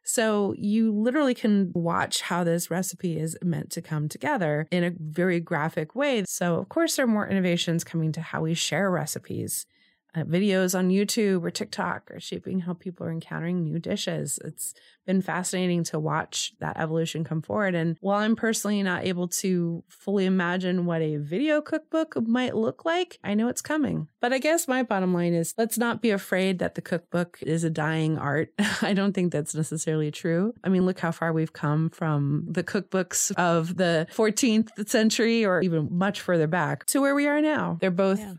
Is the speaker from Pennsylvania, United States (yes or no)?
no; Los Angeles, California, United States; growing up in Los Angeles in the 80s